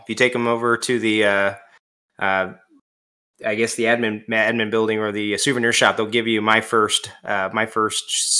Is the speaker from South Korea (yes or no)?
no; Missouri, United States; I love St. Louis. I'm from Missouri